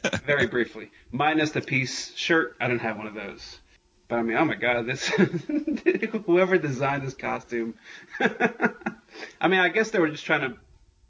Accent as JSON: {"language": "English", "region": "New York", "country": "United States", "tie": "born or raised there", "said": "I grew up in New York"}